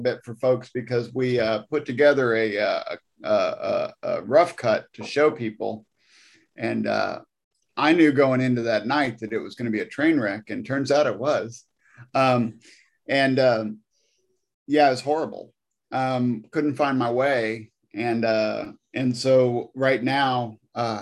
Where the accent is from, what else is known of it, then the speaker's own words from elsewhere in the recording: Missouri, United States; now in Nashville, United States; I grew up in Missouri, out in the country